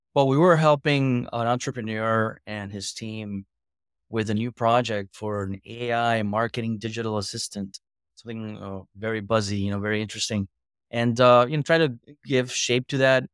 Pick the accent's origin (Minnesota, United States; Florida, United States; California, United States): Florida, United States; Boca Raton; I'm from Boca Raton, Florida